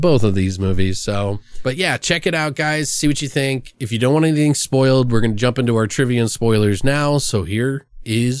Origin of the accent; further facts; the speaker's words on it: Maryland, United States; I come from the East Coast in Maryland and had family up north, so I knew the lingo